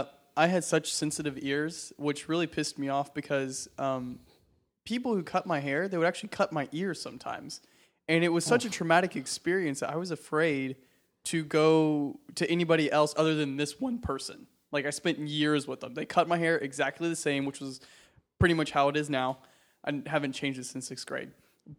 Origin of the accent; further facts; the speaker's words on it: the South, United States; Well, I mean, like, I'm from the South, so it's like Cutter Ray.